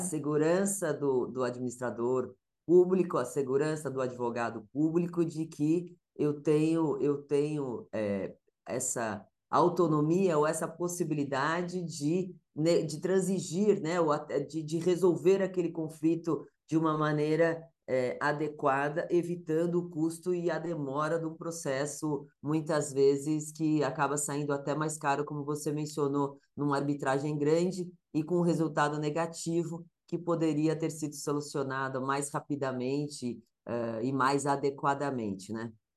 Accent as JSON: {"language": "Portuguese", "country": "Brazil", "said": "nós advogados somos, né, brasileiros"}